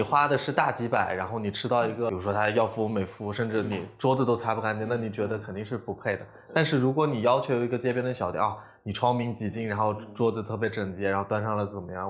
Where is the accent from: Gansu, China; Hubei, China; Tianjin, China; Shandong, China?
Gansu, China; Lanzhou; also born or lived in Guangzhou; now in Hangzhou, China; 我是兰州人嘛